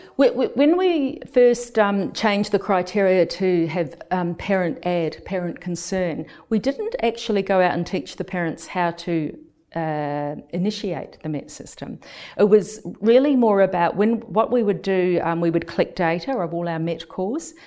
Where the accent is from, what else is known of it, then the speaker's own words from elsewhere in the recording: New Zealand; moved away as an adult; also born or lived in United Kingdom; now in Melbourne, Australia; I'm originally from New Zealand, and when I returned to New Zealand